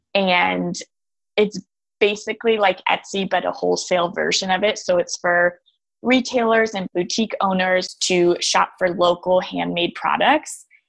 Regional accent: Austin, Texas, United States; I grew up in Austin, Texas, on this beautiful acreage

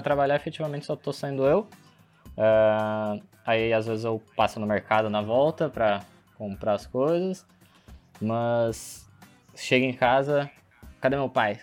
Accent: Brazil; como um bom brasileiro que sou

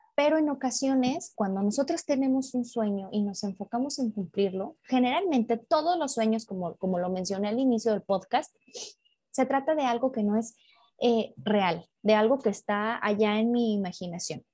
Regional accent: León, Guanajuato, Mexico; en León, Guanajuato, de donde soy

